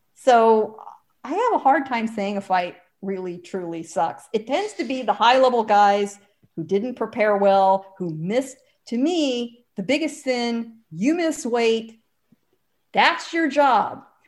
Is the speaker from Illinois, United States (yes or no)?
no; San Diego, California, United States; I grew up in San Diego, right hard up against the Mexican border